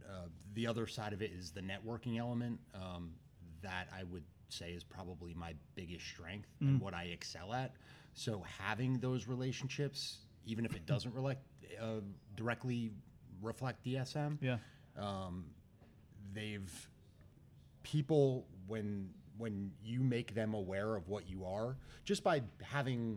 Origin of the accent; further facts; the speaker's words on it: Wyckoff, New Jersey, United States; also born or lived in Bethlehem, Pennsylvania; when I grew up in Wyckoff, the proximity to Patterson is 10 minutes down the road